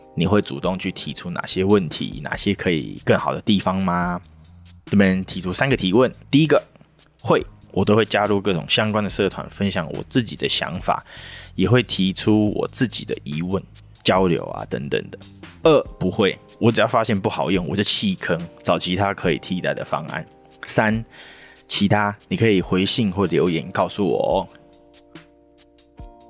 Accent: Taiwan; 我们台湾人的性格

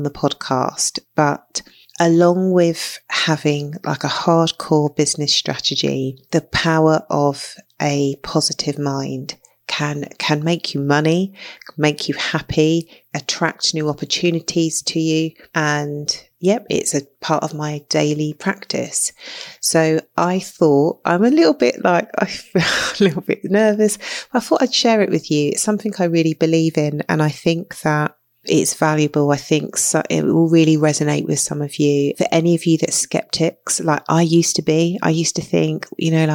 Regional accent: London, United Kingdom; I grew up in London in the UK

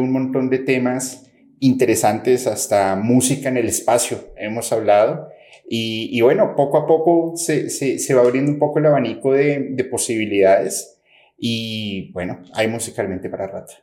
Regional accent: Colombia; also born or lived in Mexico; soy de Colombia, pero estoy entre México y Colombia viajando constantemente

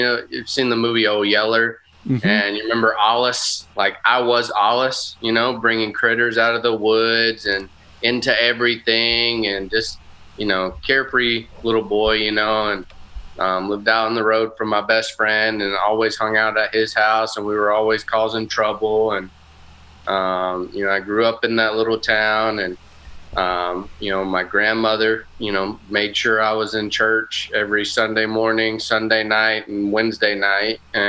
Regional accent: Glencoe, Alabama, United States; also born or lived in Frankfurt, Germany / El Paso, Texas; And then I moved to the small town of Glencoe, Alabama, which is also in Northeast Alabama, where my parents are originally from.

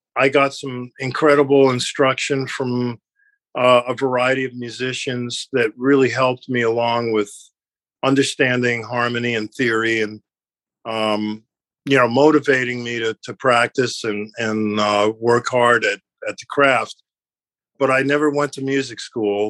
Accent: New York City, New York, United States; growing up in New York

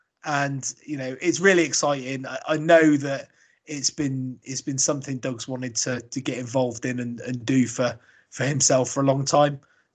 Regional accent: Australia

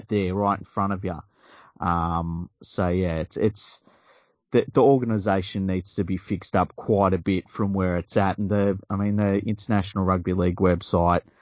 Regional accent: Australia

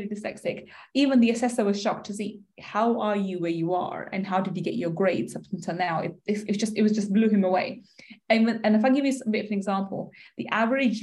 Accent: London, United Kingdom; I grew up in East London

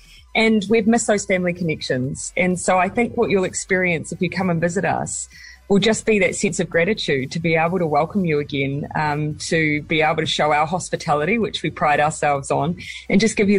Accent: Morrinsville, Waikato, New Zealand; It happens to be my hometown as well, so there you go.

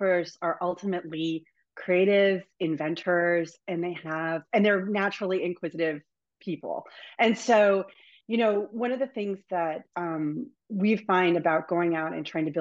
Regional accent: Northern Virginia, United States; moved away as an adult; now in Boston, United States; So I grew up in Northern Virginia.

